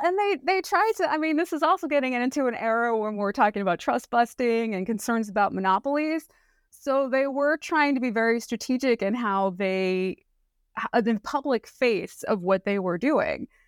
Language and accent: English; Northern Mariana Islands; moved away; also born or lived in Pacific Northwest; I grew up in Saipan, which is a little island out in the Pacific near Guam